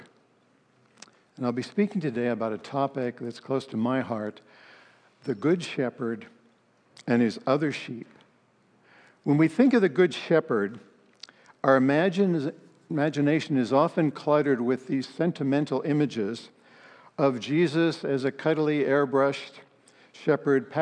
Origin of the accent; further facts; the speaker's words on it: Palo Alto, California, United States; I grew up in Palo Alto, became a Christian my senior year in high school